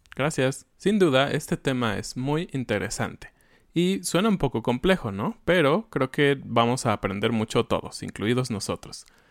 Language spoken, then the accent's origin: Spanish; Mexico; vivimos bien como mexicanos